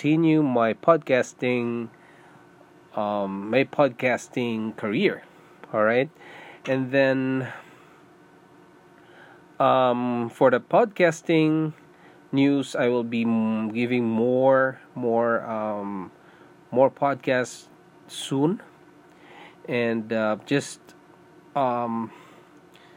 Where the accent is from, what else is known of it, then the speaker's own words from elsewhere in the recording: Philippines; English is a second language; moved away as an adult; also born or lived in Singapore; now in Canada; I'm a Filipino. I was born in Philippines, and I went to Singapore to work